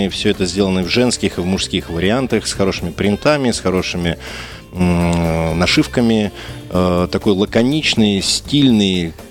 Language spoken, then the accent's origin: Russian; Saint Petersburg, Russia; Мы, как петербуржцы, очень любим его, любим туда приезжать.